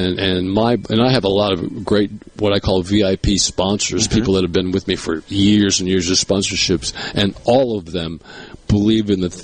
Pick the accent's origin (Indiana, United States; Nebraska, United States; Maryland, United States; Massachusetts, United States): Massachusetts, United States; Cape Cod, New England; now in Mississippi, United States; I grew up in on Cape Cod in New England